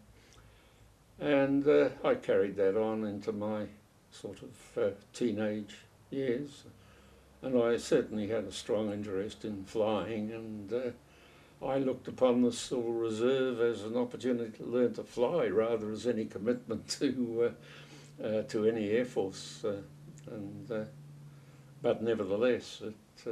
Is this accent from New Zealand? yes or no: yes; Auckland, New Zealand; We lived in Auckland. I was born in Auckland.